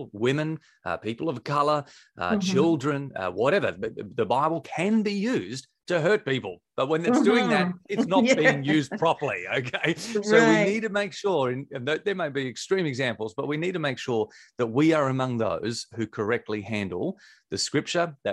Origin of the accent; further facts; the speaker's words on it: Victor Harbor, South Australia, Australia; It's sort of my hometown where I grew up, a place called Victor Harbour